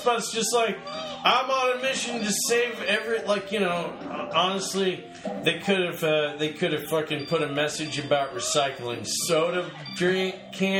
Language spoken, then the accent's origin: English; Australia; I'm Australian, right.